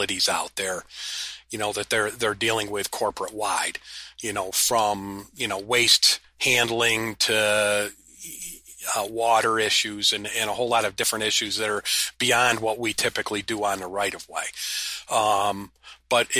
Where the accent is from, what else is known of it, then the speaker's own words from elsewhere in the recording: upstate New York, United States; we're from upstate New York